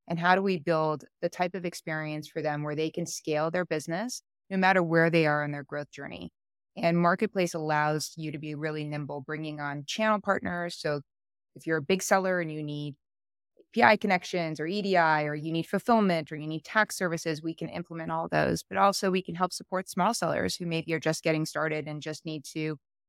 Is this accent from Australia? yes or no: no; Paris, Île-de-France, France; now in United States; I'm originally born and raised in Paris, France. I have lived all over the world just alone in the last 18 years. We've moved 11 times.